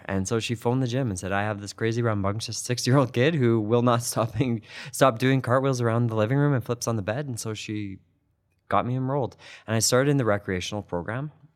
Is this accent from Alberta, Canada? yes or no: yes; Calgary, Alberta, Canada; I grew up in Dover, and my parents still live in the same house that I grew up in.